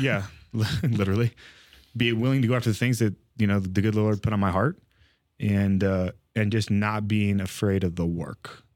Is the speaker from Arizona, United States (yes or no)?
no; California, United States; grew up California kid